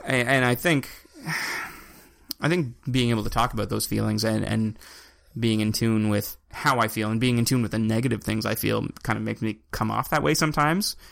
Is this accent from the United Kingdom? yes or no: no; Evanston, Nova Scotia, Canada; I come from Cape Breton. So, like, we're talking 150 people